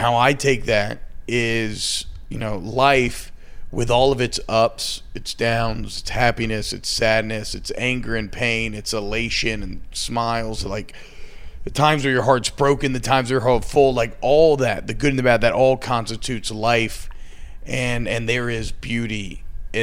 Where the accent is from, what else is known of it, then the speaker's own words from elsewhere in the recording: Atlanta, Georgia, United States; I grew up in Atlanta